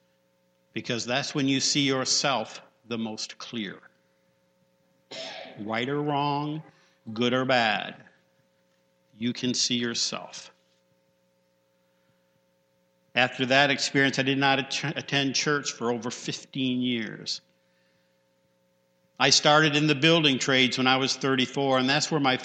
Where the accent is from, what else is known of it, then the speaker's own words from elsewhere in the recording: Penfield, United States; growing up in Penfield next to Bailey Park